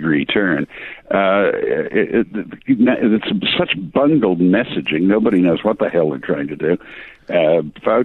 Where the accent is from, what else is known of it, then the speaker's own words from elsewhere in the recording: England, United Kingdom; accent: heavy English; my heavy English accent